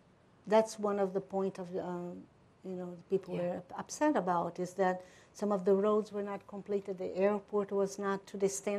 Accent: Brazil; first language Portuguese; English is a second language; moved away

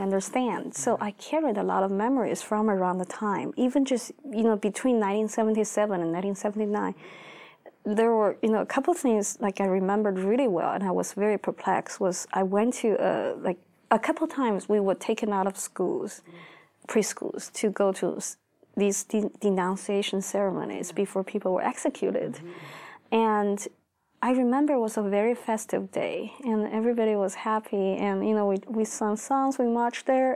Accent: Beijing, China; I grew up in Beijing

